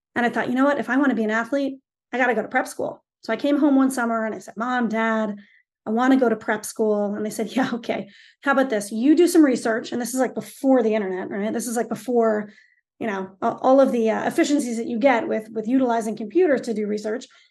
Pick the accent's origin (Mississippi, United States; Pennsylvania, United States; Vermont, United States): Vermont, United States; Stowe; I grew up in Stovermont, and Stovermont is an unbelievable town